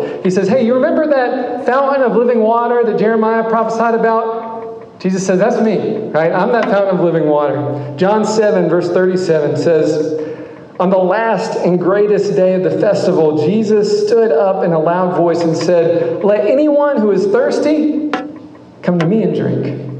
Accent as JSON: {"language": "English", "town": "Memphis", "region": "Tennessee", "country": "United States", "tie": "born or raised there", "said": "I grew up in Memphis, and I've not traveled ever in the world."}